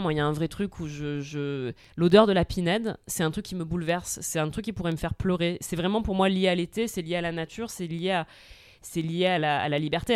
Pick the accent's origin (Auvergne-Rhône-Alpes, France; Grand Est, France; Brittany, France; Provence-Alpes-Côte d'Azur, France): Provence-Alpes-Côte d'Azur, France; Marseille; j'ai grandi à Marseille, que je suis de famille corse